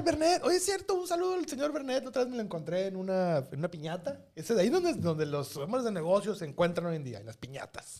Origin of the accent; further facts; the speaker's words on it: Mexico; en México también así andamos